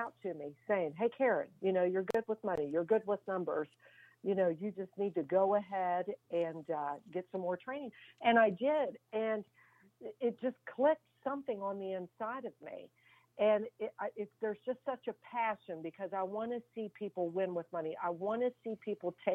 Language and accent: English; Fairmont, Virginia, United States; I'm from Fairmont, Virginia